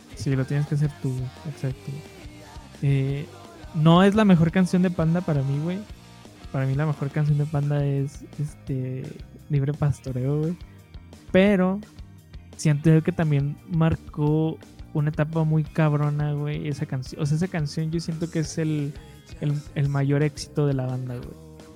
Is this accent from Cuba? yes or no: no; Mexico; first language Spanish; nuestra cultura mexicana, a nuestra, a nuestra lengua nativa